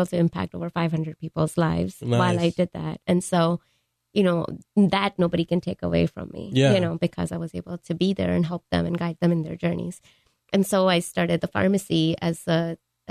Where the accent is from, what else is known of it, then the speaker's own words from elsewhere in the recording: Mumbai, Maharashtra, India; moved away; I grew up in India, in Mumbai